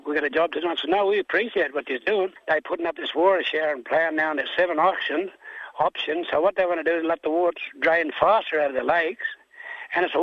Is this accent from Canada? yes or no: no; Wilcannia, New South Wales, Australia; now in Broken Hill, Australia; I don't live here, I live in Broken Hill, but I'm originally from Wilcannia